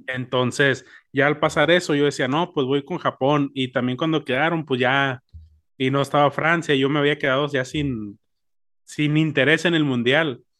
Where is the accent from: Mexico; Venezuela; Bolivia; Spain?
Mexico; uno como mexicano